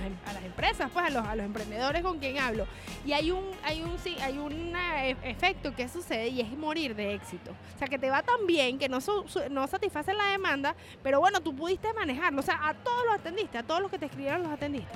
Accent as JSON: {"language": "Spanish", "town": "Maracay", "region": "Aragua", "country": "Venezuela", "moved": "yes", "said": "Yo soy de Maracay"}